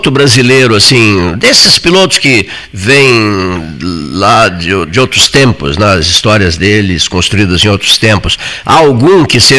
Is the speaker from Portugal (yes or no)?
no; Pelotas, Rio Grande do Sul, Brazil; Nós, fraga nós fragatenses